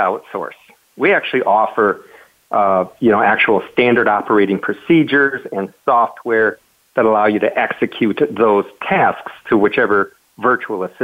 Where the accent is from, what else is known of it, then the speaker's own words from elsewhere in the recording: Michigan, United States; moved away as an adult; also born or lived in Las Vegas, Nevada; now in Puerto Rico; I'm from Michigan, and so basically I grew up never wanting to see snow again